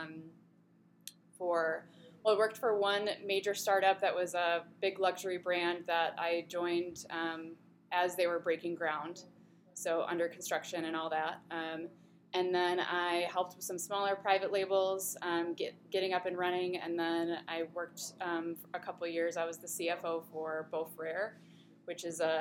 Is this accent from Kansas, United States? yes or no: no; Grand Rapids, Michigan, United States; moved away as an adult; also born or lived in Oregon; I am from Grand Rapids